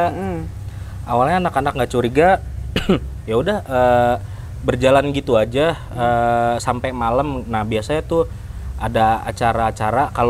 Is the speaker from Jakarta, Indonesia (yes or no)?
no; Depok, West Java, Indonesia; Saya dari Depok.